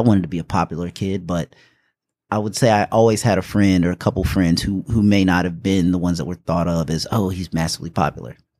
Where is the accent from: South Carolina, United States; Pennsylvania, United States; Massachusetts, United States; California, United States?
South Carolina, United States; Taylors; also born or lived in Indianapolis, Indiana / West Point, New York / Germany; I was born in Indianapolis, Indiana. We moved here when I was around six. Um, r, was raised here, so I guess you could say I'm really from Greenville, South Carolina, actually from Taylor's.